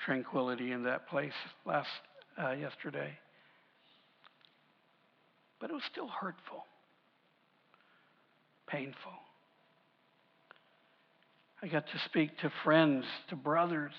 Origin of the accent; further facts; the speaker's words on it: United States; I'm a proud American. I love being American. I love the fact that I live in this country